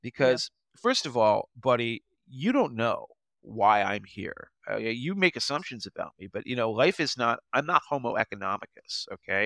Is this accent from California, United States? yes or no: no; Potomac, Maryland, United States; I'm from Potomac, you know, I was born and raised